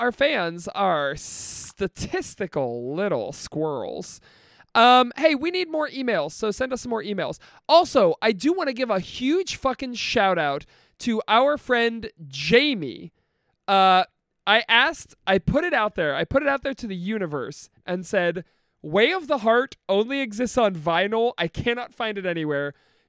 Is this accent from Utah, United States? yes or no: no; Detroit, Michigan, United States; I'm from Detroit, go blue, because of our proximity to Windsor